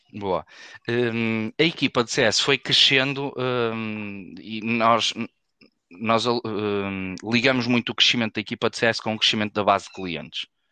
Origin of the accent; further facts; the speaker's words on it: Porto, Norte, Portugal; eu sou do Porto, fizemos faculdade juntos aqui na, na Faculdade de Engenharia